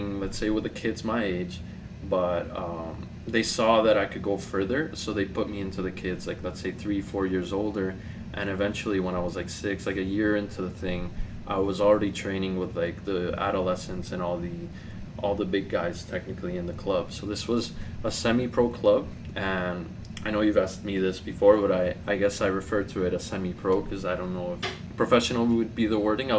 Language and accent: English; Toronto, Ontario, Canada; also born or lived in Bogota, Colombia; I've been living in Toronto since 2007, but I'm originally from Bogota, Colombia. So I was born and raised there. I came here when I was about 9 years old